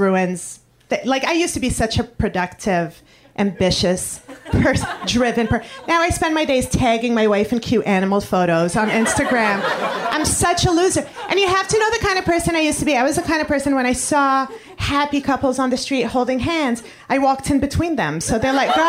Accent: Montreal, Quebec, Canada; moved away as an adult; now in New York City, United States; I come from Montreal, Canada, the French part.

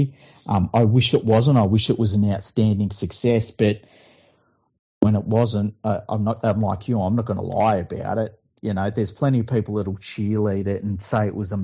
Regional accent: Sydney, New South Wales, Australia; I'm from Mount Druitt.

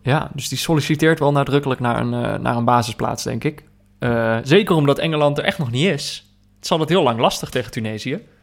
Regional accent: Netherlands; als Nederlander

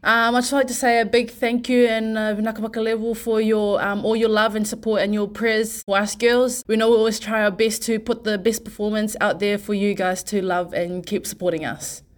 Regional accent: Porirua, Wellington, New Zealand; born or raised there; also born or lived in Fiji

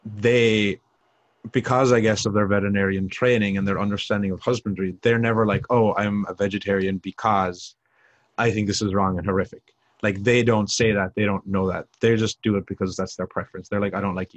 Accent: Ireland; moved away as an adult; coming from Ireland, because it's a small, small country.

